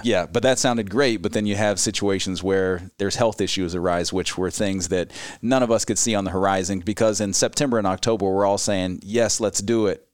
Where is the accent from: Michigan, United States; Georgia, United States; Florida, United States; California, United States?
Florida, United States; Gainesville; moved away as an adult; now in Ames, United States; I grew up in Gainesville, Florida